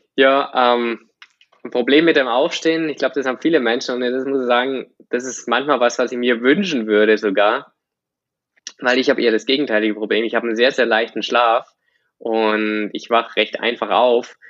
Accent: Germany; ich bin auf dem Dorf aufgewachsen.

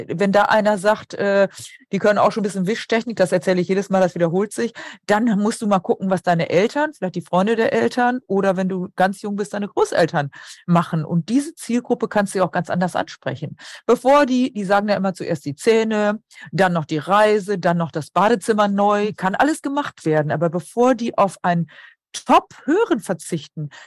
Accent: Emsland, Lower Saxony, Germany; moved away; ich komme aus dem Emsland

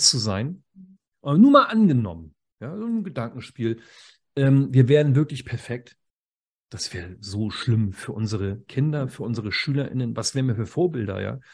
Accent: Schleswig-Holstein, Germany; Ich komme aus Schleswig-Holstein.

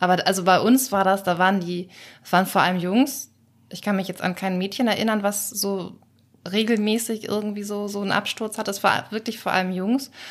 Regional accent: Schleswig-Holstein, Germany; ich komme aus Schleswig-Holstein

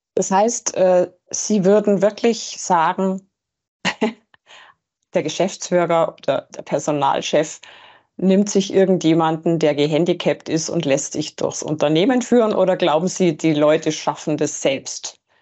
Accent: Germany; bei uns in Deutschland

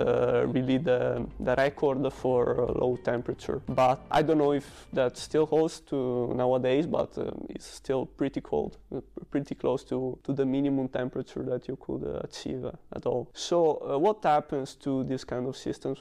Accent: Padua, Veneto, Italy; moved away as an adult; now in Germany; Padova is my hometown, and I grew up there

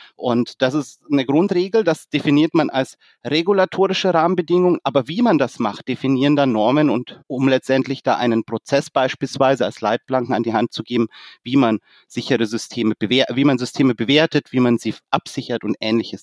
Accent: Germany; als Deutsche

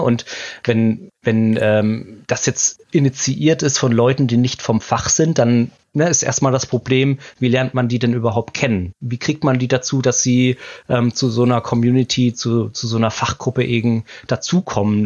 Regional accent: Mosbach, Baden-Württemberg, Germany; also born or lived in Hamburg; now in Ilsede, Germany; in Baden-Württemberg, mhm. in meiner Heimatstadt, wo ich auch geboren bin, in Mosbach.

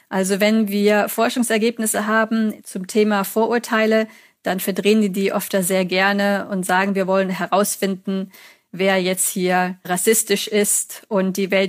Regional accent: Germany; accent: German; Also man hat mir gesagt, dass mein Akzent jetzt nicht mehr so stark ist. Manche halten mich sogar für schottisch oder irisch.

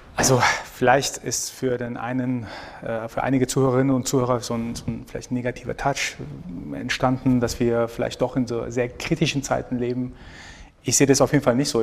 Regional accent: Iran; now in Germany; Ich bin aus dem Iran

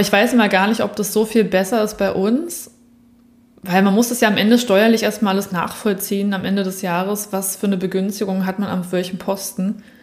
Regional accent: Berlin, Germany; now in Southern Germany, Germany; als in Süddeutschland Lebende, die eigentlich aus Berlin auch kommt

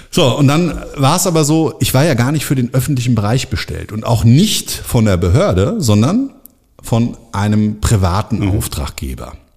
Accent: Frankfurt am Main, Hesse, Germany; born or raised there

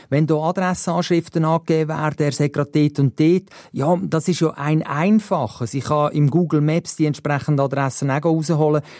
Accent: Switzerland; hier bei uns in der Schweiz

